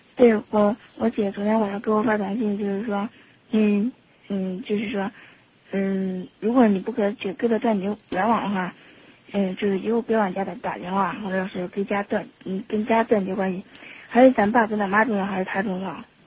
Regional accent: Xinxiang, Henan, China; moved away as an adult; now in Zhengzhou, China; 因为我家是新疆的

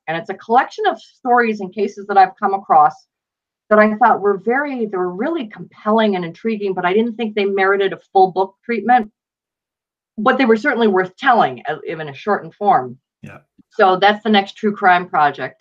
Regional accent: Buffalo, New York, United States; I grew up in Buffalo, New York, and my father was actually a police officer there for 34 years

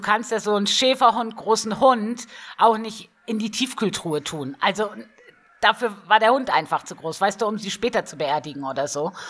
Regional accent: Northern Germany, Germany; now in Bavaria, Germany; Also ich komme ja ursprünglich aus Norddeutschland

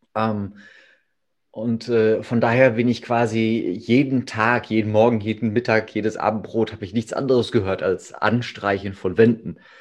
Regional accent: Ruhr area, North Rhine-Westphalia, Germany; also born or lived in Hamm; hier äh, bei uns im Ruhrgebiet und um das Ruhrgebiet herum

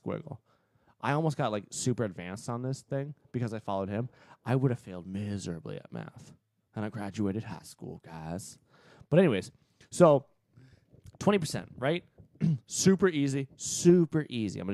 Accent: Massachusetts, United States; now in Florida, United States; I'm from Massachusetts

